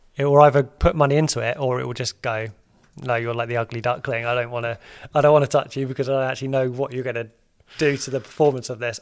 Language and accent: English; United Kingdom; we're British